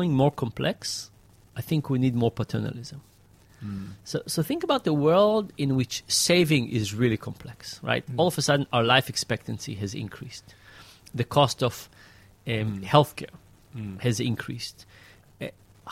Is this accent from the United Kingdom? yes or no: no; Israel; moved away; when I grew up in Israel, there was just one high school.